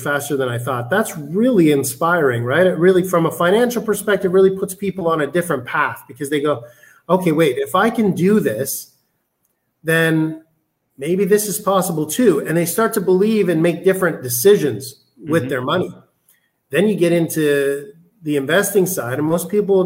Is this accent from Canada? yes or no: yes; Canada; moved away as an adult; I'm Canadian